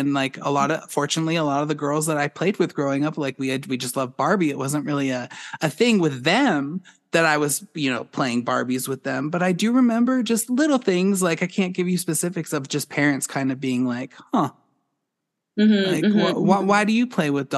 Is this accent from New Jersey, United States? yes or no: no; Boulder, Colorado, United States; I grew up in Boulder